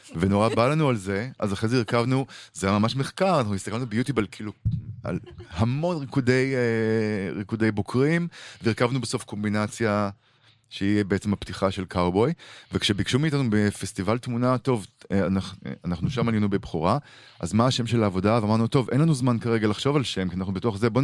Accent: Israel; אנחנו גדלנו בישראל אחרת

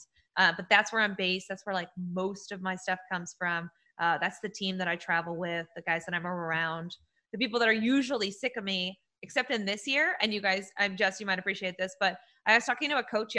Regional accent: New England, United States; I'm from New England. So like I grew up a Yankees fan

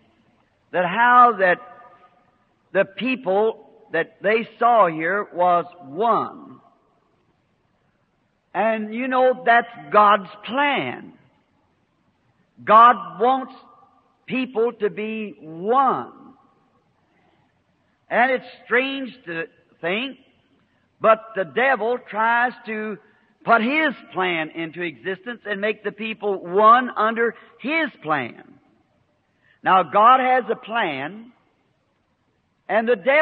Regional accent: the South, United States; I'm a Southerner

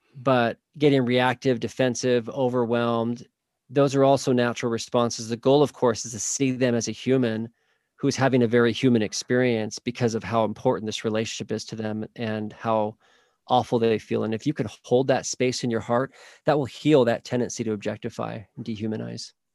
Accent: Oklahoma, United States; now in Saint George, United States; I grew up in Oklahoma, actually

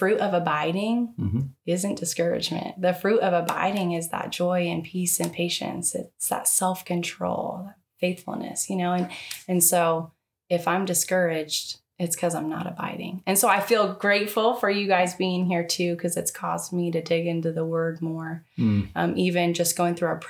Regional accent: Tehachapi, California, United States; born or raised there; now in Bakersfield, United States

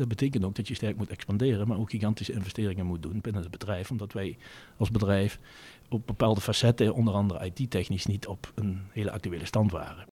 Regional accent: Venlo, Limburg, Netherlands; accent: soft g; ben geboren en getogen in het Venloze land. Dat kan men denk ik ook wel voor een deel aan mijn zachte gij horen

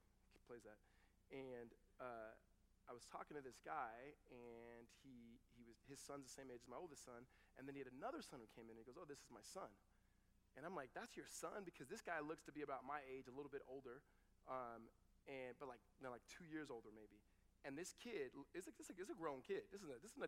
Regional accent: United States; I'm African American

